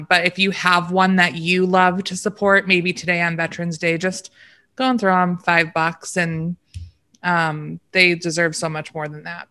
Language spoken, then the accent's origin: English; Michigan, United States; We're from Michigan